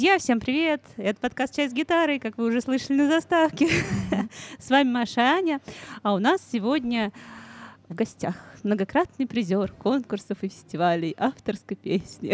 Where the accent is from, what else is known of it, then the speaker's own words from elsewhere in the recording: Ryazan, Ryazan Oblast, Russia; мы с Машей из Рязани